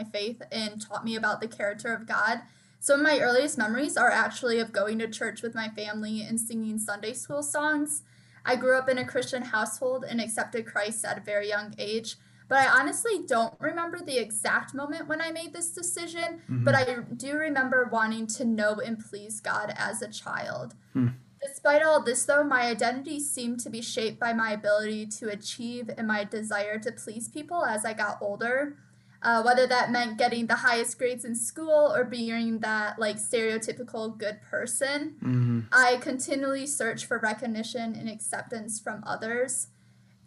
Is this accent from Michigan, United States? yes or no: yes; Linden, Michigan, United States; I'm from Linden, Michigan, which is just like a small town near Flint, Michigan.